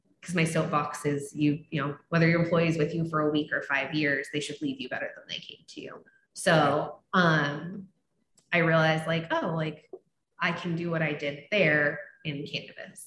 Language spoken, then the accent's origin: English; Seattle, Washington, United States; I grew up in Seattle, my middle school and high school and some of my college years